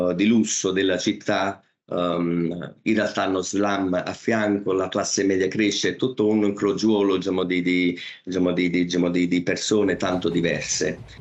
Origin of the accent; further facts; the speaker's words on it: Naples, Campania, Italy; moved away as an adult; now in Mumbai, India; l'essere eh, napoletano